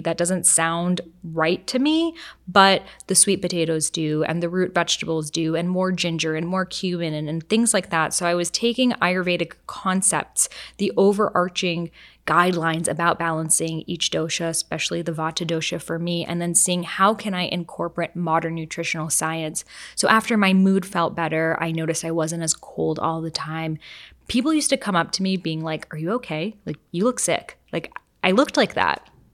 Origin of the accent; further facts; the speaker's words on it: Boston, Massachusetts, United States; I grew up in Boston.